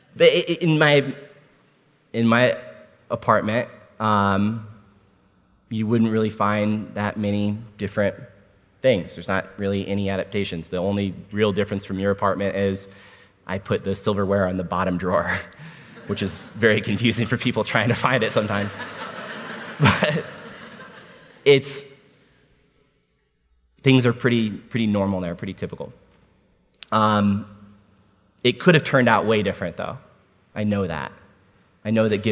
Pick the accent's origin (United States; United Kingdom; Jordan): United States; Washington, District of Columbia; I was born at Walter Reed Army Medical